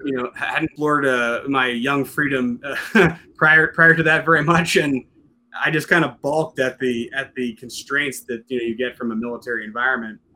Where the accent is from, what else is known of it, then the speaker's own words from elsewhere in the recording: Western Pennsylvania, United States; moved away; I originally come from, from Western Pennsylvania